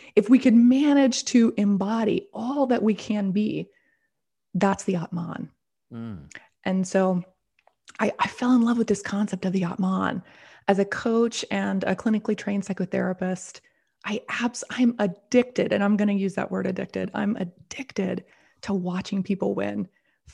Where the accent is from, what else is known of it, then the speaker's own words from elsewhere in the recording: the South, United States; I grew up in a very very conservative. I'm from the South here in the United States